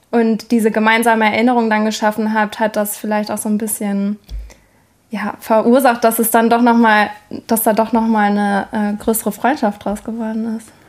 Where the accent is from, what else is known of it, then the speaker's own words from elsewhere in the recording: Münster, North Rhine-Westphalia, Germany; moved away as an adult; also born or lived in Sweden; ich bin in Münster aufgewachsen.